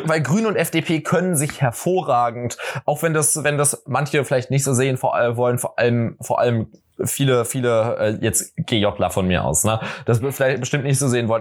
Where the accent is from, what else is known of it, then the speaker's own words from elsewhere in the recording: Berlin, Germany; weil ich komme ja aus Berlin. So, ich verstehe mich halt als Berliner und als halt Westberliner